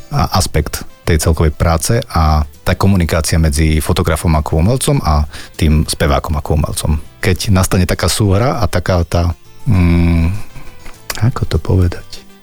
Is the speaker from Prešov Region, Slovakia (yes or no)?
yes; Humenné, Prešov Region, Slovakia; som začínal v Humenskom klube, kde odkiaľ pochádzam